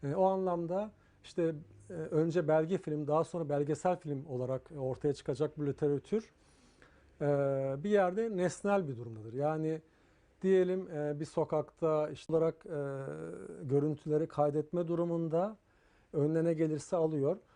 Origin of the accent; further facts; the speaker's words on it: Istanbul, Turkey; ben Ortaköylüyüm asıl olarak o yılları tahta köprülerin üzerinde olduğu o e, dere boyun üzerinde yılları biliyorum yani o yıllarda dünyaya geldim Ortaköy'de.